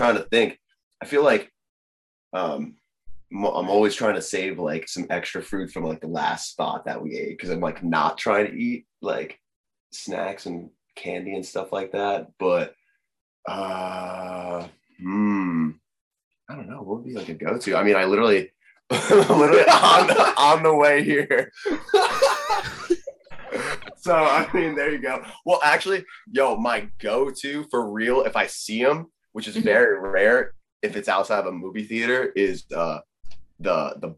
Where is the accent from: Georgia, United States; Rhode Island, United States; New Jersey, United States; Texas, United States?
New Jersey, United States; Oceanport; we grew up in Oceanport and there's the Monmouth racetrack